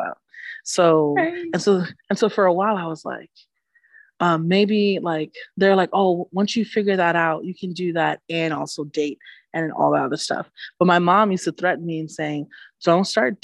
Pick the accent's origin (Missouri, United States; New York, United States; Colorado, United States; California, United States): New York, United States; New York City; accent: Bronx; moved away as an adult; also born or lived in Manhattan; now in Syracuse, United States; I'm originally from the Bronx, so I grew up on 182nd and Grand Concourse